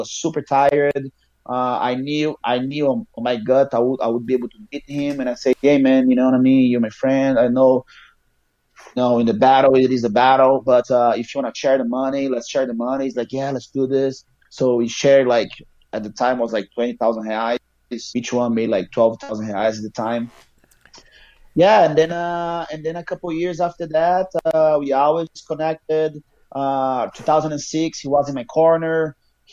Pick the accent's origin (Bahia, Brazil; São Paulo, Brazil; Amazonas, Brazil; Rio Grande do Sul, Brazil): Amazonas, Brazil; Manaus; English is a second language; moved away as an adult; also born or lived in Rio de Janeiro, Brazil / Ohio, United States; now in United States; I am from Manaus